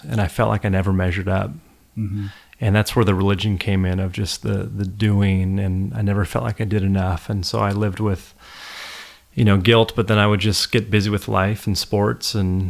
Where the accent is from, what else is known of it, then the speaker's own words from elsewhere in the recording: Los Angeles, California, United States; Well, you know, I grew up in Los Angeles, and I really didn't grow up in a particularly spiritual home at all as a kid.